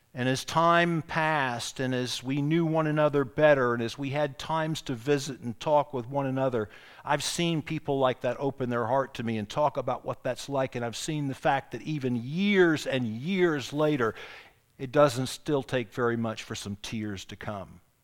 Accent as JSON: {"language": "English", "town": "Charleston", "region": "South Carolina", "country": "United States", "tie": "born or raised there", "said": "I grew up in Charleston, I grew up south abroad"}